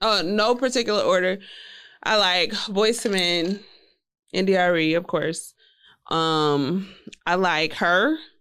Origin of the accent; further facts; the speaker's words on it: Houston, Texas, United States; I'm from Southwest Houston